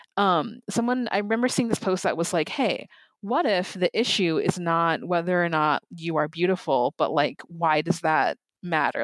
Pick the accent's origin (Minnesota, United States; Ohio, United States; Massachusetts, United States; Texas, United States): Minnesota, United States; Lakeville; I grew up in Lakeville, Minnesota, which it's very, like, white